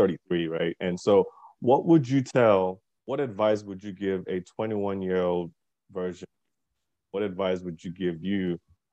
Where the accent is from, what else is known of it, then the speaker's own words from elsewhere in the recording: Nigeria; I'm also Nigerian